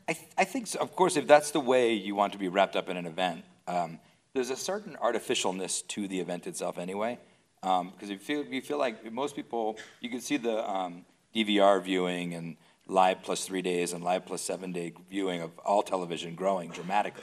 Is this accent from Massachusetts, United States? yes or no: no; Phoenix, Arizona, United States; I grew up in Phoenix, Arizona, in a small, just a very small movie market.